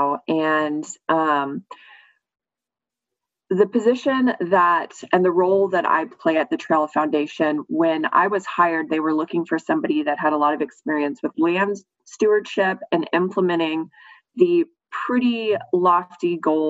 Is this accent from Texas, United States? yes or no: yes; Austin, Texas, United States; I am an Austin native. I was raised here out in the Hill Country